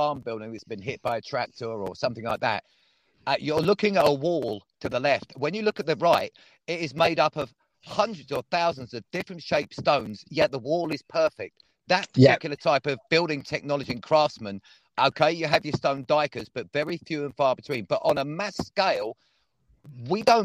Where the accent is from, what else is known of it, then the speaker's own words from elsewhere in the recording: Devon, South West England, United Kingdom; I was born in Devon, but I am from Earth